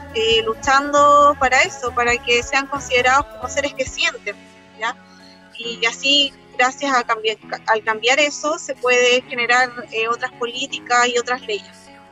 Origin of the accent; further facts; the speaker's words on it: Concepción, Biobío, Chile; also born or lived in Santiago; yo nací en Santiago, pero me vine como a los dos años y medio para ah. Conce. Y bueno, desde aquí que amo Conce